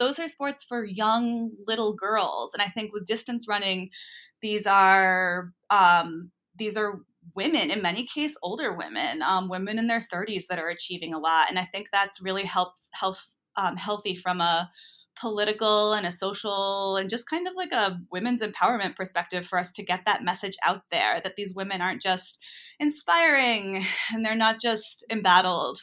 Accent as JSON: {"language": "English", "area": "New England", "region": "Rhode Island", "country": "United States", "tie": "born or raised there", "said": "I grew up in New England and in Rhode Island"}